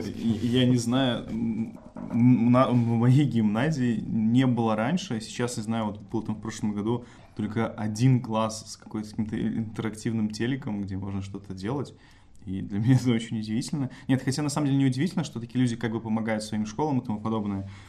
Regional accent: Belarus; я родился, написано, что в деревне, да. То есть я могу считать, что моя малая родина — это деревня

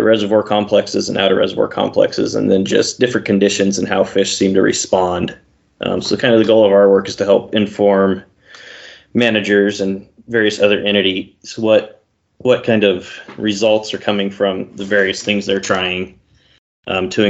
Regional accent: Fallon, Nevada, United States; moved away as an adult; now in Oregon, United States; I grew up in Fallon

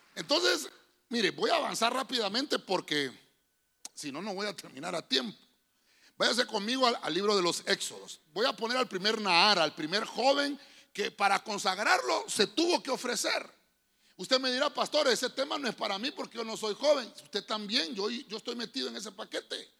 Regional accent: Honduras; Todos somos mayas porque somos de Honduras

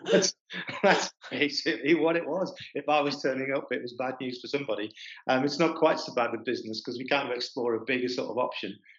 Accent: East Midlands, United Kingdom; I'm from the East Midlands. I'm from a mining community.

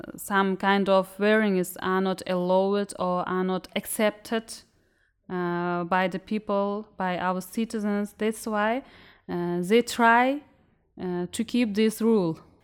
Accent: Uzbekistan; I'm a student from Uzbekistan

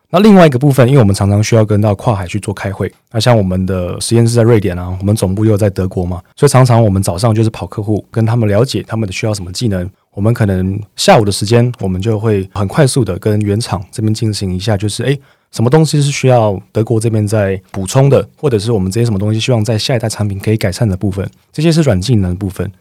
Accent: Chiayi, Taiwan; moved away; 我每次回到我的家乡嘉义的时候

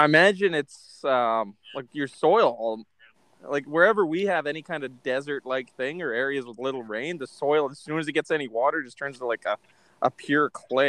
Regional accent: Canada

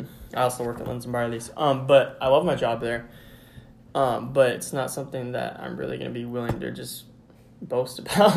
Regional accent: United States; I'm an American.

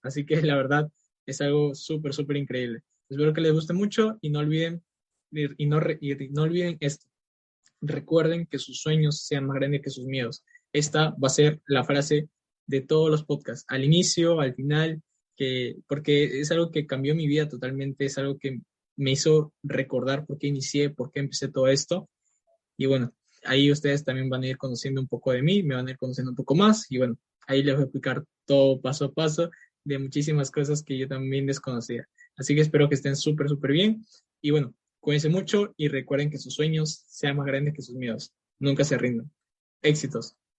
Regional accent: Peru; soy de Perú

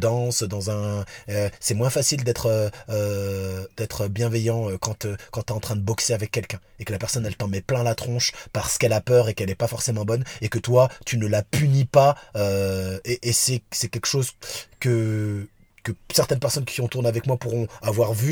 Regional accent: Vénissieux, Auvergne-Rhône-Alpes, France; also born or lived in Lyon; J'habitais à Lyon, je suis de Vénissieux, des Minguettes

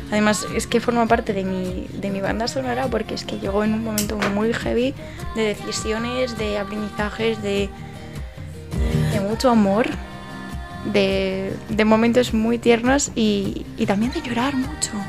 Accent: Almería, Andalusia, Spain; now in Madrid, Spain; Y aunque yo digo que mi tierra es Almería, hecho, cuando estoy allí echo mucho de menos Madrid y cuando estoy aquí echo mucho de menos Almería.

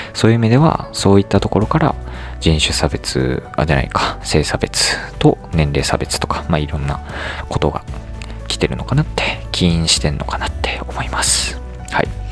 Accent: United States; 僕はねアメリカで育ったので

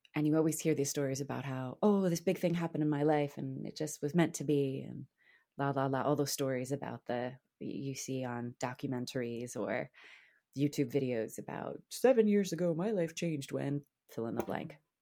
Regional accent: New Jersey, United States; moved away as an adult; also born or lived in Boston; I'm from Jersey

